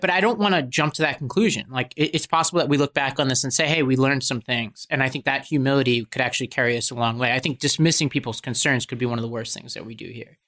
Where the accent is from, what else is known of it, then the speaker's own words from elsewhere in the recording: United States; as an Indian American